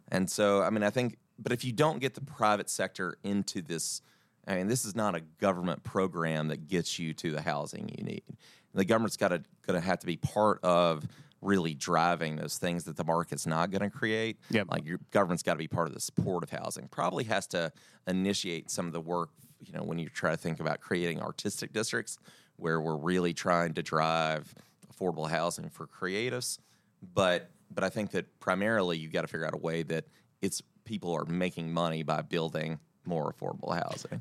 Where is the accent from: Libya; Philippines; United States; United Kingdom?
United States; Dyersburg, Tennessee; now in Nashville, United States; I'm from Dyersburg, Tennessee